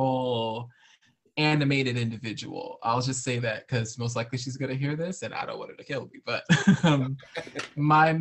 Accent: Waterbury, Connecticut, United States; I am from a kind of rural city in Connecticut, Waterbury, Connecticut. I was raised and born there.

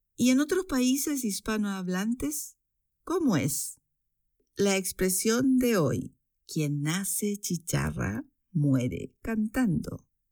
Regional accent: Chile; moved away as an adult; now in Switzerland; chilena, vivo en Suiza desde hace 12 años

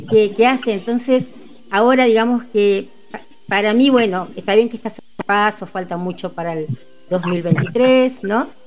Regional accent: San Martín, Buenos Aires Province, Argentina; yo soy de San Martín también, desde desde que nací

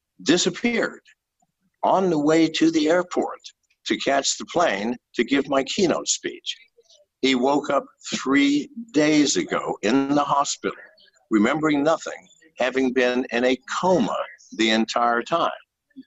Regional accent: United States; I am a slave as an American.

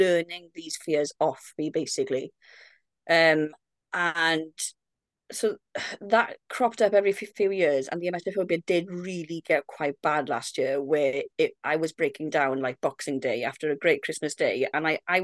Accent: Wales, United Kingdom; I'm 32 from Wales.

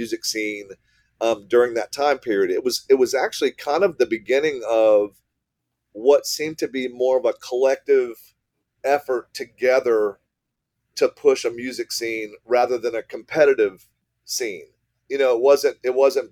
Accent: Gainesville, Florida, United States; I was born in Alachua General Hospital and grew up in Gainesville

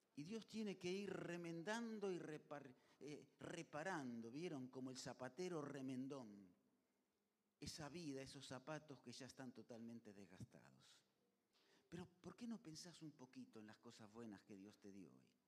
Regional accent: Argentina; Así somos los argentinos

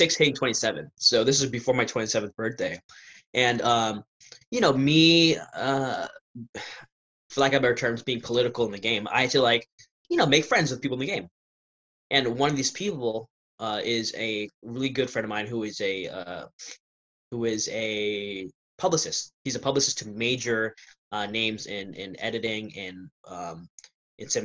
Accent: Virginia Beach, Virginia, United States; this is Virginia Beach, by the way, where I'm my hometown

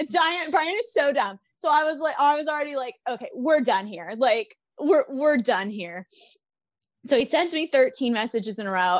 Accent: Chicago, Illinois, United States; I'm from Chicago

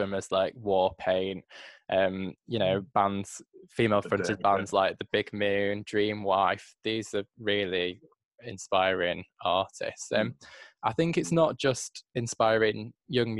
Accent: Manchester, North West England, United Kingdom; coming from Manchester myself

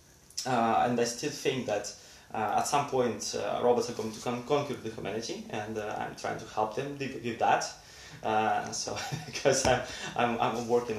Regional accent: Russia; now in Sweden; I'm from Russia

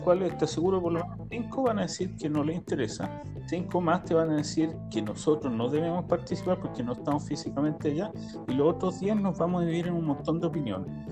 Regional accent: Chile; now in Israel; como chilenos

